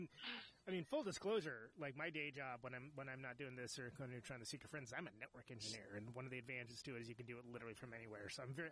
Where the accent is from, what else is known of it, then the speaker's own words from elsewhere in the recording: Modesto, California, United States; also born or lived in Oakland, California; I'm from Oakland, but I grew up in a town called Modesto, California, which is in the Central Valley.